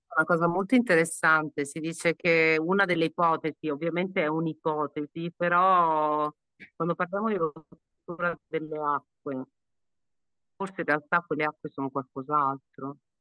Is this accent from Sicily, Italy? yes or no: no; Calabria, Italy; in Calabria, sono calabrese